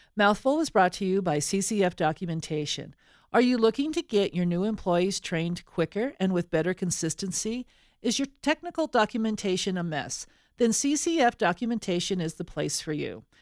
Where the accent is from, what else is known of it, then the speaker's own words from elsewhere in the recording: Colorado, United States; We are from Colorado.